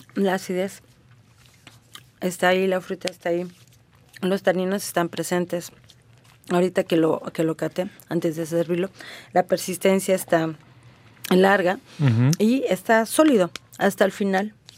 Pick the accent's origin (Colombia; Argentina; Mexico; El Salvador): Mexico; Guanajuato; de Guanajuato, de mi estado de donde yo vengo